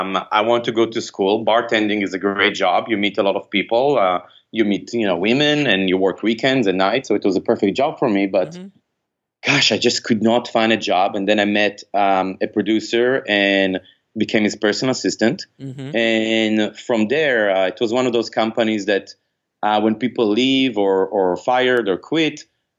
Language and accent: English; Israel; moved away; I grew up in Israel